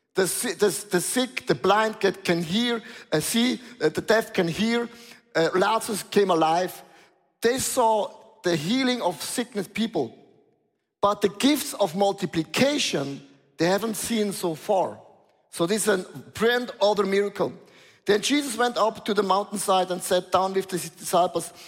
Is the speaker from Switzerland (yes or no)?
yes; Switzerland; I'm from Switzerland